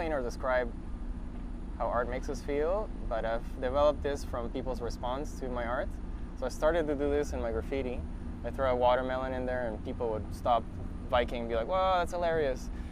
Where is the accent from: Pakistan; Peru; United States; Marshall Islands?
Peru; now in Canada; growing up in Peru, going to the beach and not having any responsibilities, just being a kid